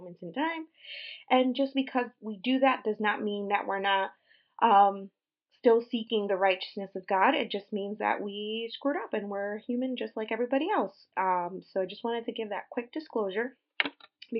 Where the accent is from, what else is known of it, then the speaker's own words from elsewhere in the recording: Puerto Rico; moved away; We were raised Christian, primarily Pentecostal in Puerto Rico